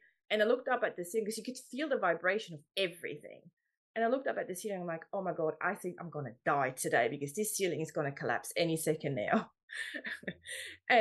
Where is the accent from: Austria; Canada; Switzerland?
Switzerland; moved away; I grew up in Switzerland, so that's where all my music stuff happened, mainly